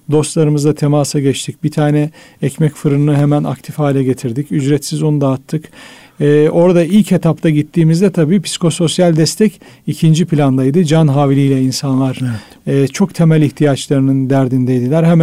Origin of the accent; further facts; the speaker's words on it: Düzce, Turkey; Ben Düzceliyim